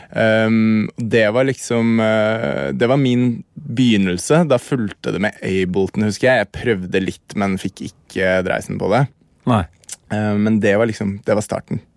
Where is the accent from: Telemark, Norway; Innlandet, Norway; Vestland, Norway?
Innlandet, Norway; Hamar; Jeg er fra Hamar